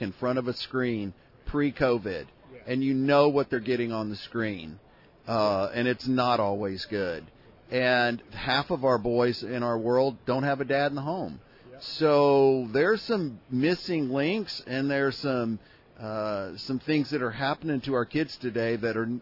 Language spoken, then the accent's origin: English; Houston, Texas, United States; now in Austin, United States; Born and raised in Houston, Texas.